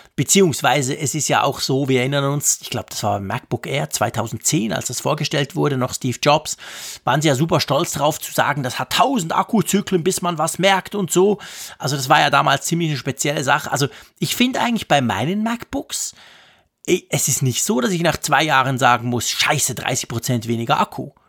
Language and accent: German; Switzerland; da sind wir Schweizer